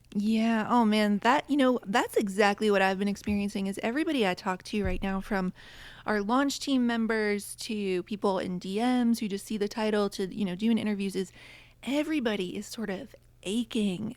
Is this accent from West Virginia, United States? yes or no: yes; West Virginia, United States; now in Connecticut, United States; I grew up in West Virginia, and now I'm in Connecticut